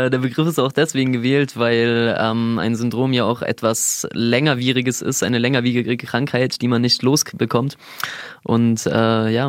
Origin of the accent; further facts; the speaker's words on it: Lindau, Bavaria, Germany; ich bin aus Lindau.